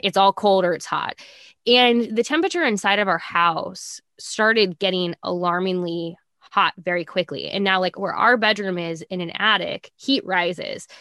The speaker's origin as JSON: {"language": "English", "region": "Nebraska", "country": "United States", "tie": "born or raised there", "said": "growing up in Nebraska"}